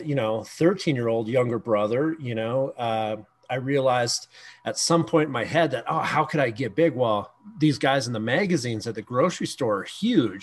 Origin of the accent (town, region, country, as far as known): Canada